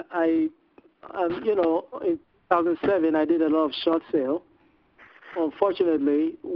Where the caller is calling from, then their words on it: Ohio, United States; Okay, I'm from Ohio.